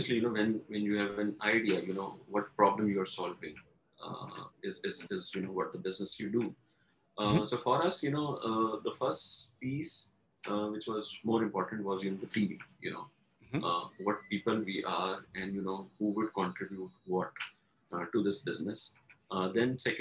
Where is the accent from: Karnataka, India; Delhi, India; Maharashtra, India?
Delhi, India; also born or lived in Pune / Lucknow; I'm born and brought up in Delhi. All my education has been from Delhi